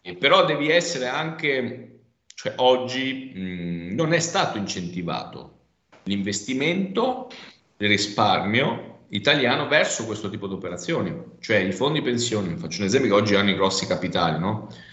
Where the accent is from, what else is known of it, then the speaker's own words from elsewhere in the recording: province of Rovigo, Veneto, Italy; Io vengo dalla provincia di Rovigo